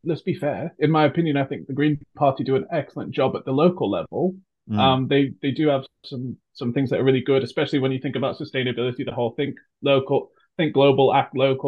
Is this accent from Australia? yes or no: no; United Kingdom; also born or lived in United States; I'm American by birth, moved to the United Kingdom when I was 6 years old.